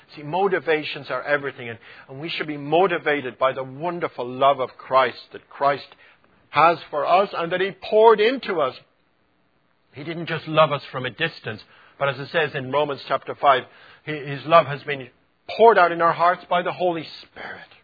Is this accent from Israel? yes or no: no; Ireland; accent: Irish; it was my Irish accent